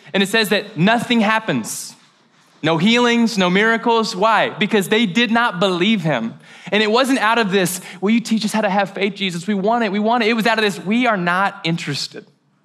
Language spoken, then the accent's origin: English; Mayfield, Kentucky, United States; Now, I'm from Mayfield, Kentucky. Shout out. It's a great little small town. We held it down. A lot of hunters, a lot of country music, things that I did not acquire but appreciate. But I love preaching in my hometown.